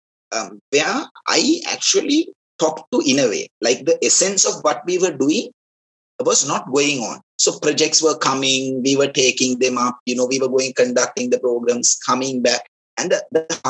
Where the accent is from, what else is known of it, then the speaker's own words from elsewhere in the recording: Kandy, Central Province, Sri Lanka; so I'm originally from Kandy, my hometown is Kandy